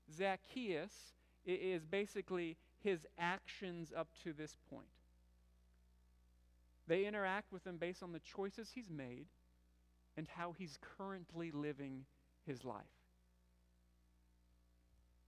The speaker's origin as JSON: {"language": "English", "region": "Michigan", "country": "United States", "tie": "born or raised there", "also_born_or_lived": "Bucharest, Romania / Missouri", "moved": "as an adult", "said": "I grew up in Michigan, and I grew up in a town of 30,000"}